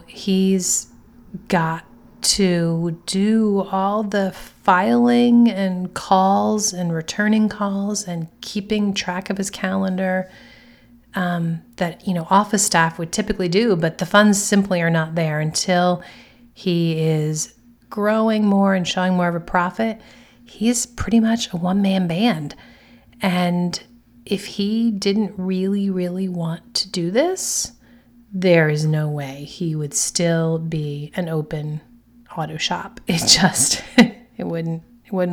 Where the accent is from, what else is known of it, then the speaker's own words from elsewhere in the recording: United States; Being an American